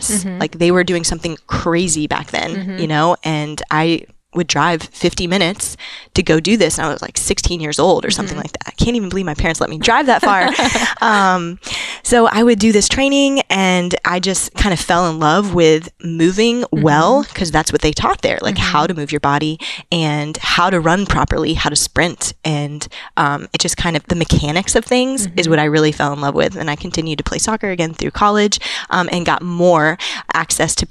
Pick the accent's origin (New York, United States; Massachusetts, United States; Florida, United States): Florida, United States; I grew up in Florida